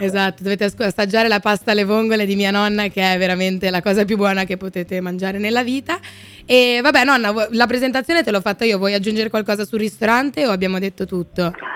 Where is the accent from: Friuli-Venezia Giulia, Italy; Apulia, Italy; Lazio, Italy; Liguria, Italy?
Liguria, Italy; Genoa; siamo genovesi noi